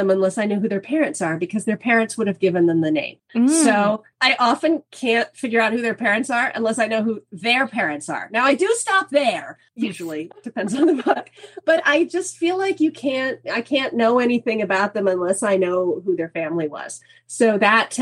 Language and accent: English; Kansas, United States; moved away as an adult; I grew up in Kansas.